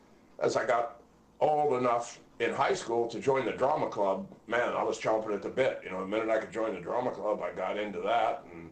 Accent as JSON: {"language": "English", "region": "Midwest", "country": "United States", "tie": "born or raised there", "said": "Just the Midwest."}